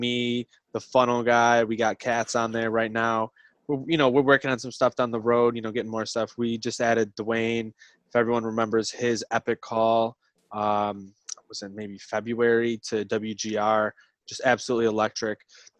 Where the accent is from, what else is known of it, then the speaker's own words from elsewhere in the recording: Buffalo, New York, United States; I'm from Buffalo.